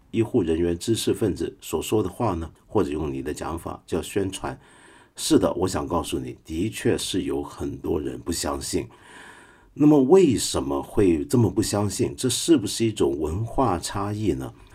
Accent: Guangdong, China; 我们广东人

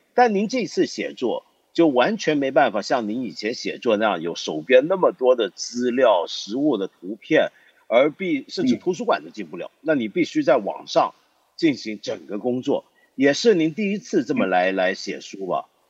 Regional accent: China; 我自己作为一个中国人

